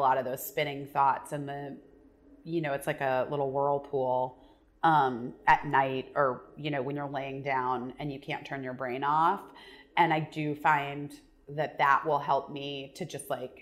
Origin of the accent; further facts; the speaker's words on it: Arizona, United States; I grew up in Arizona